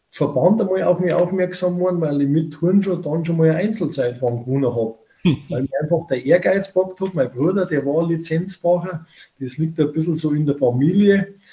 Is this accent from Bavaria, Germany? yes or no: yes; Bavaria, Germany; Bei uns in Bayern sagt man der Pfundskerl, gell?